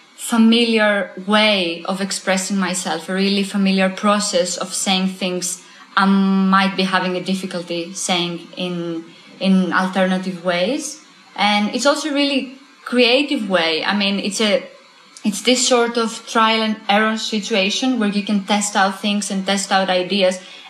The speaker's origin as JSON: {"language": "English", "country": "Greece", "moved": "yes", "said": "I'm from Greece"}